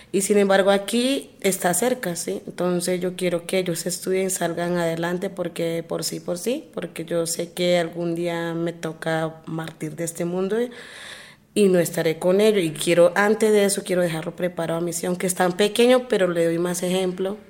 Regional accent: Chocó, Colombia; now in Bogotá, Colombia; no estamos acostumbrados a estar en este clima tan frío porque Chocó es caliente

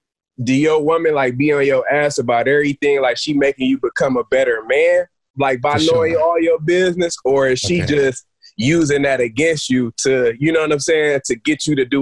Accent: Jackson, Michigan, United States; I'm from Jackson, Michigan, like close to Detroit.

